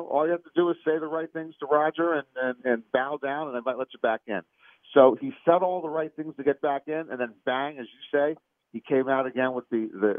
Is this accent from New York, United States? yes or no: no; Maryland, United States; when I grew up in Maryland